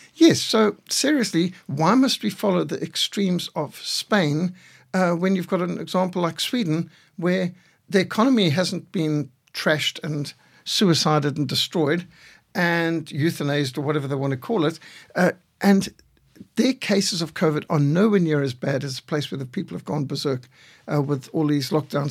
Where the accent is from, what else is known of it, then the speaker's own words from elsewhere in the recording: Zimbabwe; I was brought up in Rhodesia